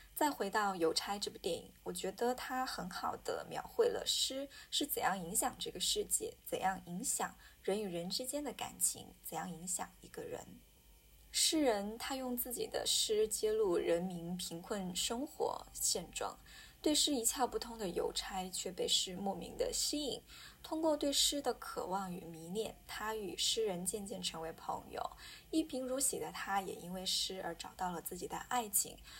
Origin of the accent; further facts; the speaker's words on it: Hunan, China; 作为一个湖南人